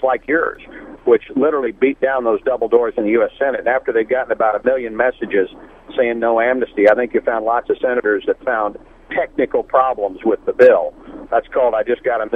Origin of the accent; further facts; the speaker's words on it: Southern California, United States; I'm a Baptist from Southern California.